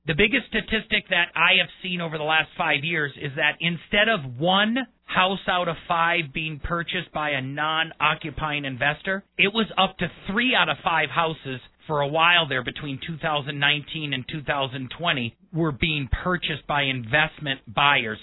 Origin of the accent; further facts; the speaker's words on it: Milwaukee, Wisconsin, United States; also born or lived in Colorado; now in Colorado Springs, United States; I'm a Colorado native by marriage. I was born and raised in Milwaukee.